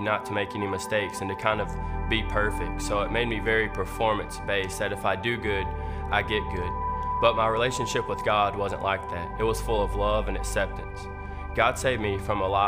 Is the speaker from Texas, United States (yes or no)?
yes; Paris, Texas, United States; moved away as an adult; now in Charleston, United States; I'm from Paris, Texas